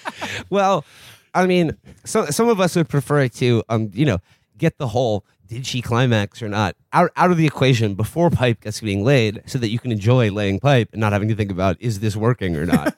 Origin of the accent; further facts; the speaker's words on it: New York, United States; as a New Yorker